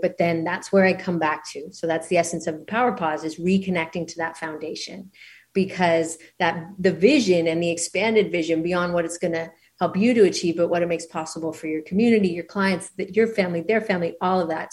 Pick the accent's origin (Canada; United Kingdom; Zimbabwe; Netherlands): Canada; moved away as an adult; now in Maui, United States; I'm originally from Canada